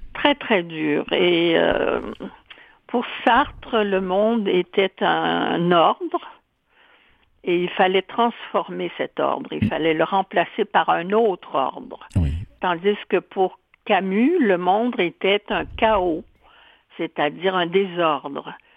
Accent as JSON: {"language": "French", "town": "Rimouski", "region": "Quebec", "country": "Canada", "tie": "born or raised there", "also_born_or_lived": "Montreal / France", "said": "À l'époque, je vivais à Rimouski, où je suis née, et c'est à Rimouski que j'ai fait une partie de mon classique."}